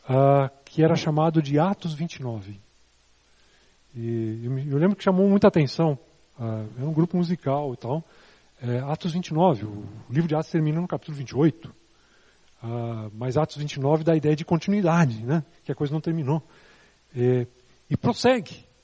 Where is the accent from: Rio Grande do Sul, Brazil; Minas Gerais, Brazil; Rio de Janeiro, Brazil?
Rio Grande do Sul, Brazil; moved away as an adult; now in São Paulo, Brazil; a primeira vez que eu vim para São Paulo foi em 1973. Eu vim do Rio Grande do Sul para cá